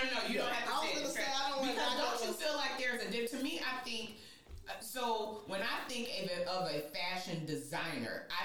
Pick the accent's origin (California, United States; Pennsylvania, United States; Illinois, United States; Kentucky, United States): Illinois, United States; Southern; I'm from Southern Illinois, so we are raised like the South